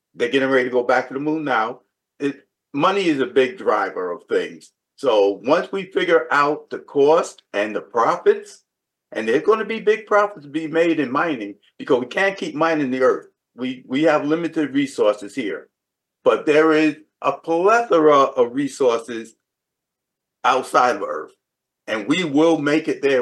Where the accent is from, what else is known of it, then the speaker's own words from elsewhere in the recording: New York City, New York, United States; growing up in the South Bronx